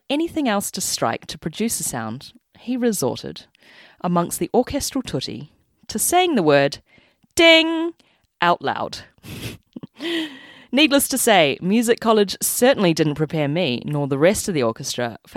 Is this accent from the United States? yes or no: no; New Zealand; accent: Kiwi; my Kiwi accent